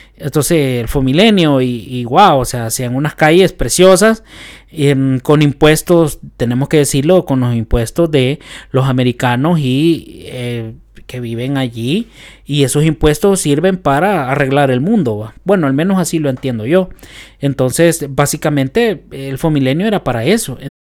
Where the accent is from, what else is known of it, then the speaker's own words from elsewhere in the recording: El Salvador; nosotros como salvadoreños